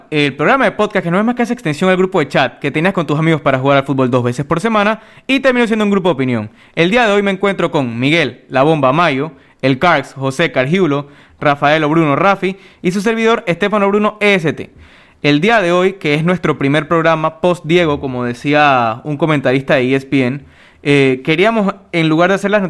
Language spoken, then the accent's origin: Spanish; Panama; la mayoría de los que nos escuchan, obviamente por ser panameños, somos panameños